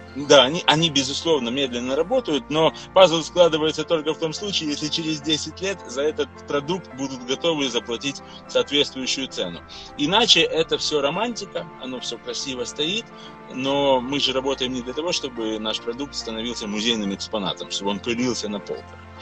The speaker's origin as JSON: {"language": "Russian", "town": "Odesa", "region": "Odesa Oblast", "country": "Ukraine", "tie": "born or raised there", "said": "род перекочевал частично в Одессу, и я родился, можно сказать, на Одесском коньячном заводе"}